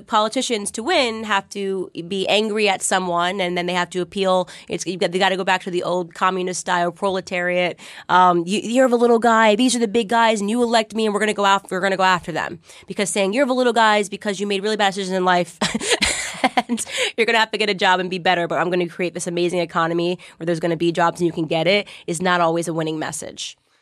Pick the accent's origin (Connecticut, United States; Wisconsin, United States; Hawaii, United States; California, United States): Connecticut, United States; moved away; I grew up in Connecticut